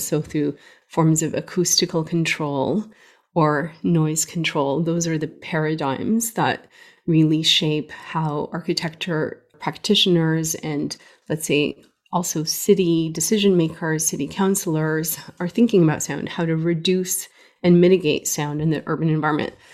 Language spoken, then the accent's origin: English; Canada; also born or lived in Beirut, Lebanon; I grew up in Canada, born in Beirut, Lebanon, uh, to Armenian parents